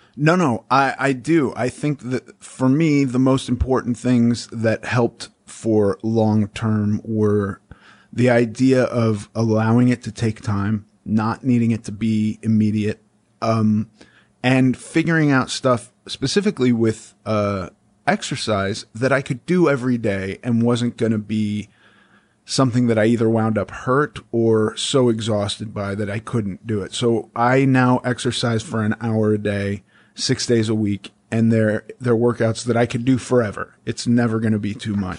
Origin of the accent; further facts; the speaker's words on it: Los Angeles, California, United States; I grew up in Los Angeles around a lot of, uh, left people